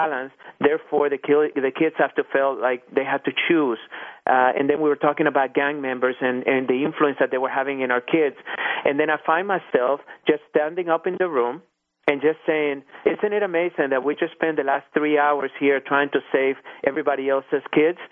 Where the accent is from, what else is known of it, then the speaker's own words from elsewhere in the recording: Irving, Texas, United States; I happened to find myself on one of the school boards here in my hometown, and it was called the Irving School Foundation